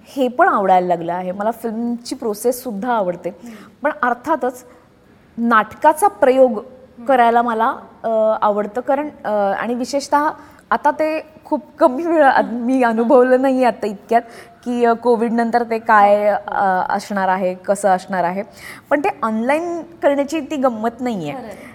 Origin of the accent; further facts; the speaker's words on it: Nashik, Maharashtra, India; moved away as an adult; also born or lived in Pune, India; now in Mumbai, India; नाशिकमध्ये राहणं हे नाशिक सिक्युअर करतं कारण ते माझं गाव आहे माझं शहर आहे